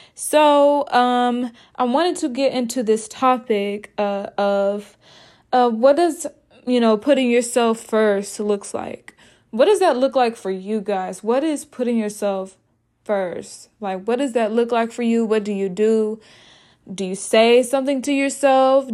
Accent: Arkansas, United States; moved away as an adult; also born or lived in Iowa; I am originally from Arkansas

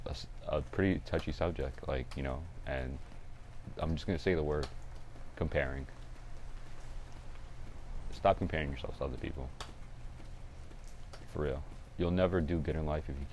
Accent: North Carolina, United States; I am just a regular kid, born and raised in North Carolina.

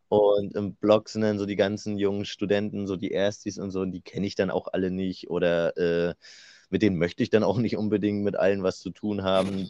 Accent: Rostock, Mecklenburg-Vorpommern, Germany; moved away as an adult; now in Wismar, Germany; Wir kommen ja beide aus Rostock

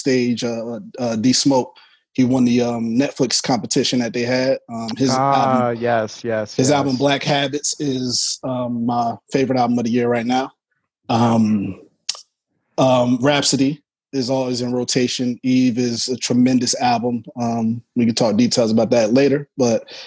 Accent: North Carolina, United States; I'm from North Carolina

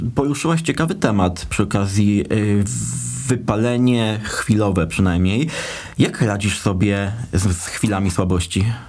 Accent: Dębica, Subcarpathian Voivodeship, Poland; nazwę naszego miasta podkreślę, do Dębicy

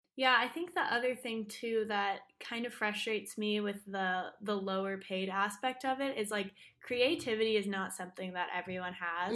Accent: Austin, Texas, United States; I'm here from Austin, Texas

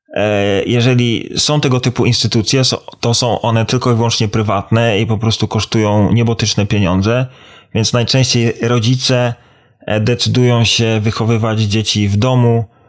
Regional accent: Poland; now in Ireland; jako dumny Polak z krwi i kości

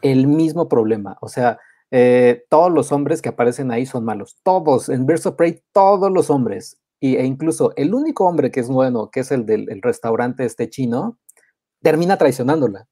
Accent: Mexico; yo de México

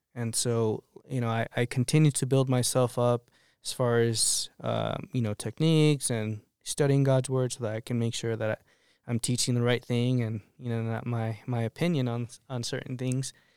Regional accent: Arizona, United States; moved away as an adult; also born or lived in Colorado; now in Lyman, United States; I'm from Arizona.

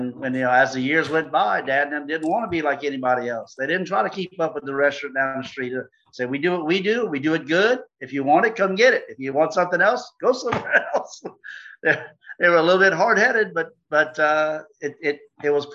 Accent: Louisiana, United States; we're from Louisiana

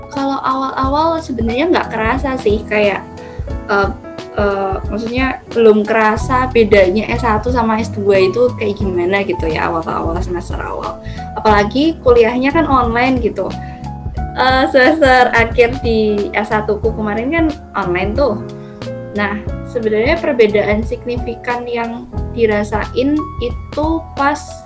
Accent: East Java, Indonesia; aku kan asli Jawa Timur

